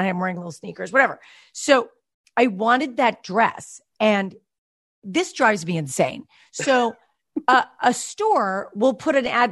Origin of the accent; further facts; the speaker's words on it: Westchester, New York, United States; moved away as an adult; now in California, United States; where I grew up in Westchester, New York, people wore Levi's.